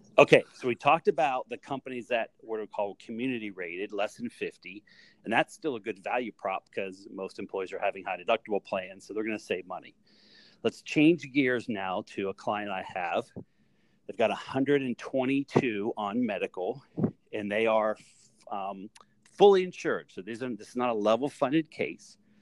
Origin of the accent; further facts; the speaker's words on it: Greensburg, Pennsylvania, United States; I grew up in Greensburg, Pennsylvania